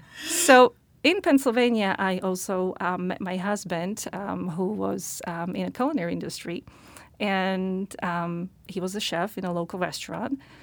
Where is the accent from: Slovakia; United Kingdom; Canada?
Slovakia; English is a second language; moved away as an adult; now in United States; I'm originally from Slovakia.